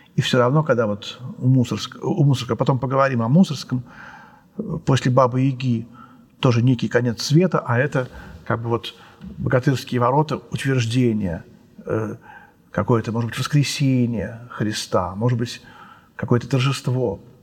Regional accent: Moscow, Russia; мы все москвичи, все русские

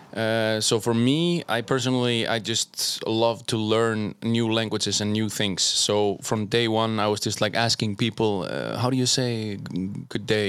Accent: Iceland; also born or lived in Germany / Norway / Martin, Slovakia; I was born there, moved to Iceland

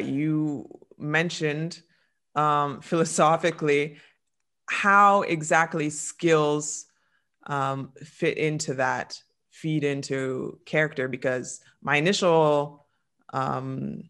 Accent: London, Ontario, Canada; London, Ontario, Canada, my hometown

